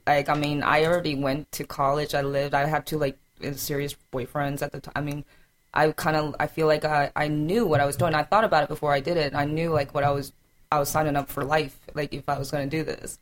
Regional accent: South Carolina, United States; also born or lived in Atlanta; I have three older brothers and I'm from South Carolina

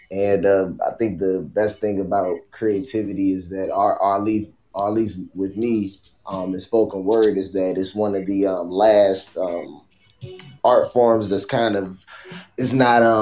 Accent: Newport News, Virginia, United States; I am from Virginia, uh, 757 Newport News

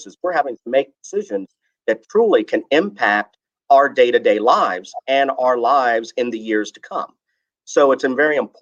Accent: Front Royal, Virginia, United States; I was born and raised in Front Royal

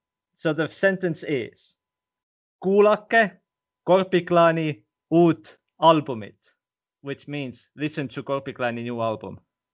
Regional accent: Estonia; first language Estonian; English is a second language; And, well, as you know, my first language is in Estonian.

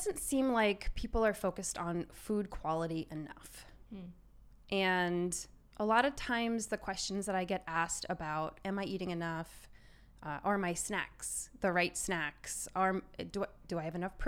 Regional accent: Maryland, United States; now in Glendora, United States; I grew up in Maryland

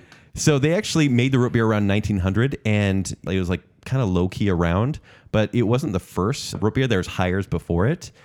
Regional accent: United States; I'm American

